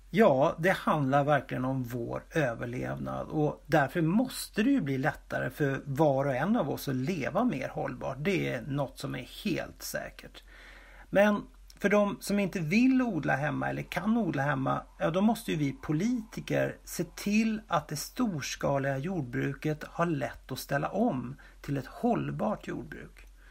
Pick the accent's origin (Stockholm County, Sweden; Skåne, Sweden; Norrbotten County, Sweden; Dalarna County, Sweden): Dalarna County, Sweden; moved away; also born or lived in Hedemora; jag var hemma i Dalarna när min farmor och farfar hade handelsträdgård i Hedemora